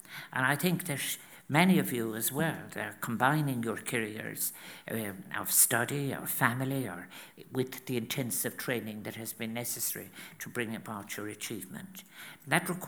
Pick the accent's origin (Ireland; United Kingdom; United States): Ireland; County Clare, Munster; moved away as an adult; also born or lived in Limerick / Galway; I was born in Limerick, as you know, and then I was reared 14 miles out in County Clare. And then I moved when I was 19 to Galway.